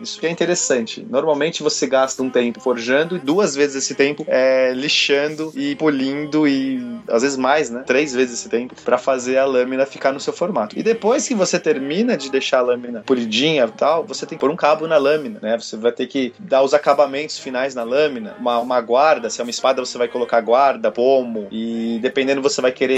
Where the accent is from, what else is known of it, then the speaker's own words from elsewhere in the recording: São Paulo, Brazil; Eu sou de São Paulo